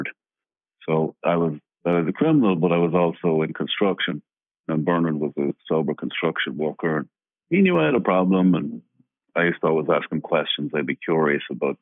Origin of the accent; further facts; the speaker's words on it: Ireland; now in Los Angeles, United States; I'm originally from Ireland, obviously, and I'm an actor here in Hollywood.